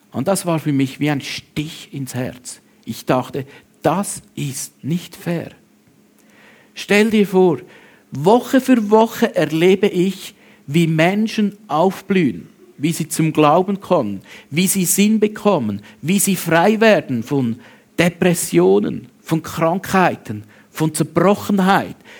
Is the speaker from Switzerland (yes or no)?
yes; Switzerland; bei uns in der Schweiz